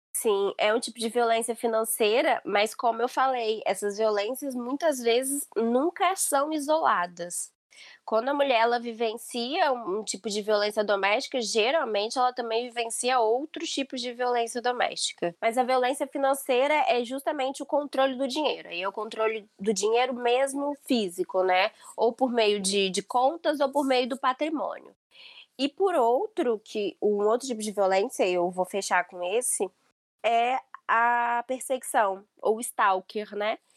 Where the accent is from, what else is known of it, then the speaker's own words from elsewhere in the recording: Brazil; now in Portugal; nós todas somos brasileiras